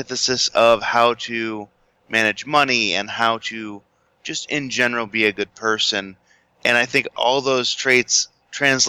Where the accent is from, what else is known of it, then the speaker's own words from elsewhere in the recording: Chicago, Illinois, United States; I was born in the Chicagoland area.